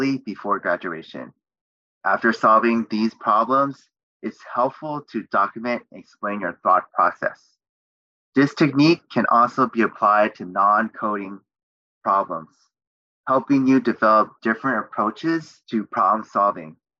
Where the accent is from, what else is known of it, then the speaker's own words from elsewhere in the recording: Bay Area, California, United States; I grew up in the Bay Area